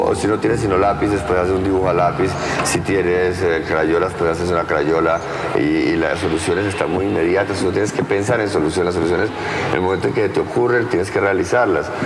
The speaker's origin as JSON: {"language": "Spanish", "town": "Pereira", "region": "Risaralda", "country": "Colombia", "tie": "born or raised there", "said": "mi pueblo, de Pereira"}